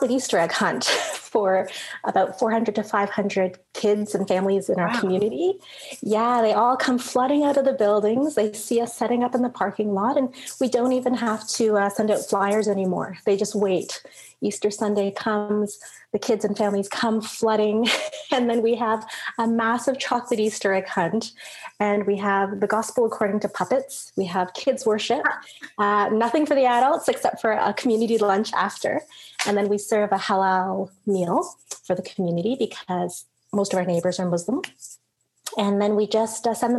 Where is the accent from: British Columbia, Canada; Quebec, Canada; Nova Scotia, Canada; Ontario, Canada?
Ontario, Canada; Toronto; I grew up in Toronto, but I didn't grow up in the church in Toronto